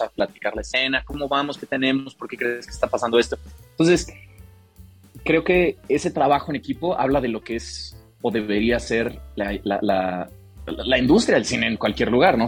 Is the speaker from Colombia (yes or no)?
no; Morelia, Michoacán, Mexico; moved away; yo crecí en Morelia